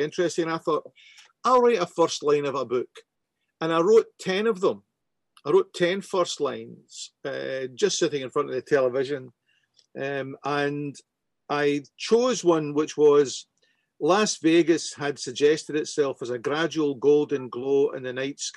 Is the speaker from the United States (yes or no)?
no; Glasgow, Scotland, United Kingdom; growing up in Glasgow